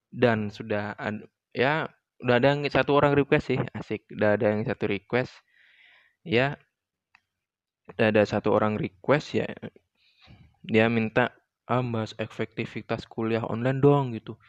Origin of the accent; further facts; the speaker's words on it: Yogyakarta, Special Region of Yogyakarta, Indonesia; asal dari Yogyakarta